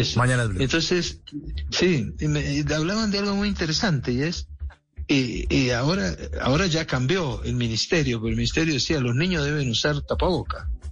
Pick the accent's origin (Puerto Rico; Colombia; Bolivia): Colombia; yo puedo hablar como colombiano porque soy, además tengo nacionalidad colombiana